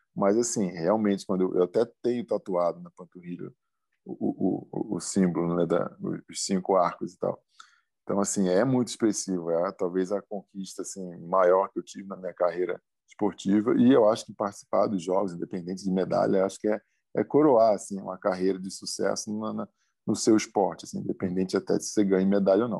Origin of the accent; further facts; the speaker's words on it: Rio de Janeiro, Brazil; tô numa Olimpíada, na minha cidade, onde eu nasci, com a família inteira